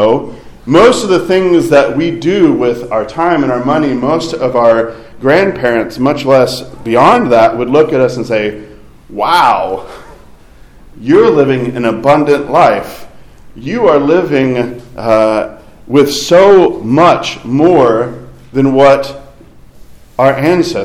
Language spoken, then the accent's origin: English; Fayetteville, Arkansas, United States; moved away; my hometown around Fayetteville, Arkansas